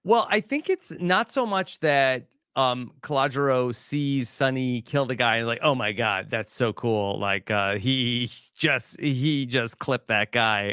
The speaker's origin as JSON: {"language": "English", "area": "Long Island", "region": "New York", "country": "United States", "tie": "born or raised there", "said": "growing up on Long Island"}